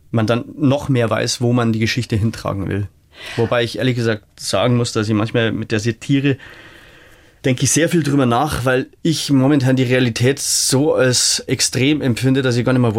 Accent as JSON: {"language": "German", "town": "Rosenheim", "region": "Bavaria", "country": "Germany", "said": "wir haben ja in Rosenheim, wo ich herkomme, ein kleineres Herbstfest und das hat mir eigentlich völlig gereicht."}